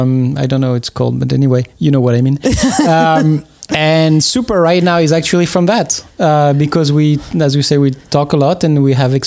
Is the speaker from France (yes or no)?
yes; France; I am from France